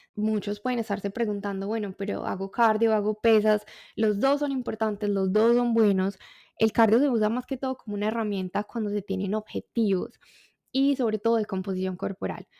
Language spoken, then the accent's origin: Spanish; Colombia; como colombiana me encanta el café